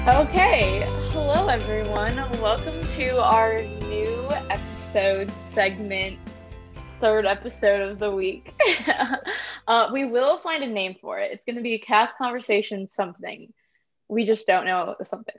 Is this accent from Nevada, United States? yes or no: no; Indiana, United States; moved away as an adult; now in Florida, United States; I'm originally from Indiana near Chicago